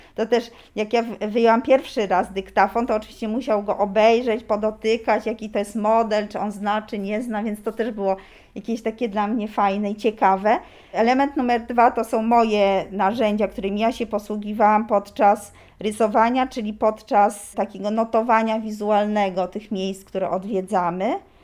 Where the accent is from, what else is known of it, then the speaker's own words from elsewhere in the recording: Warsaw, Masovian Voivodeship, Poland; jestem z Warszawy